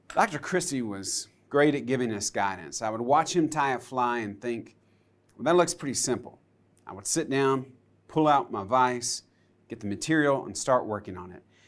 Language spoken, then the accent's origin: English; United States; I grew up on Lake Hartwell